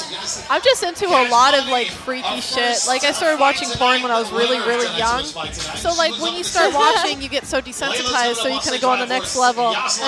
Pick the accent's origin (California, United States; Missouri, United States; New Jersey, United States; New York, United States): Missouri, United States; born or raised there